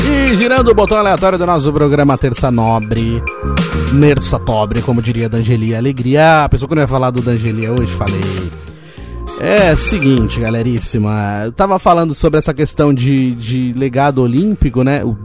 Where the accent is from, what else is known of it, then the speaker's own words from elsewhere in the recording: Roseira, São Paulo, Brazil; Eu, eu nasci em São Paulo, aí depois quando eu tinha 5 anos de idade, a minha família mudou aqui pra Roseira, e, infelizmente algum tempo depois o meu pai faleceu, faleceu quando eu tinha 8 anos, perdi meu pai, e continuamos aqui em Roseira